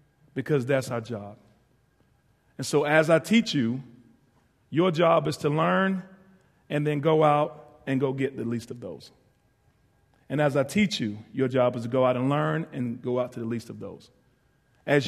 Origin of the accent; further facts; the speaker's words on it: Ahoskie, North Carolina, United States; moved away as an adult; I'm from Ahoskie, North Carolina, northeastern part.